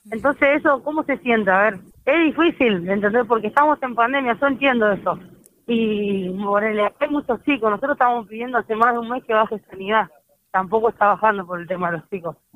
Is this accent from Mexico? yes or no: no; Argentina; Somos argentinos que nos encontramos en situación de calle y hay un derecho.